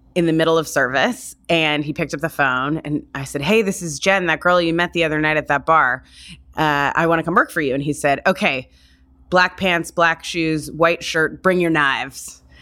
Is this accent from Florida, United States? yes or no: yes; Florida, United States; also born or lived in California / New York; now in San Francisco, United States; I grew up in Florida.